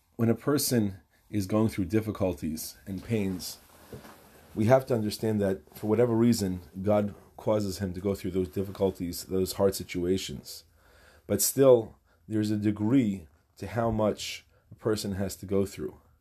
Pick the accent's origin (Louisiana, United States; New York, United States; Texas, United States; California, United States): New York, United States; New York City; In my town where I grew up in Far Rockaway, New York